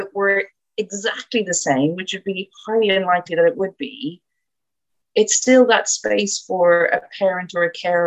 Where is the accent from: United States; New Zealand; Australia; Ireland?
Ireland; moved away; I'm Irish